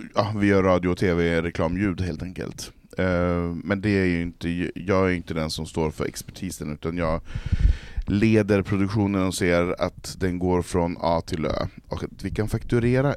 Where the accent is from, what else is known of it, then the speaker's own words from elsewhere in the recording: Norrland, Sweden; Från Norrland, jo, från Marå